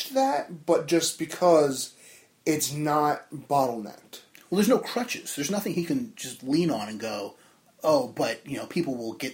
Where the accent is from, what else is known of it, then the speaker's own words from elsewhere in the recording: New Jersey, United States; from Jersey.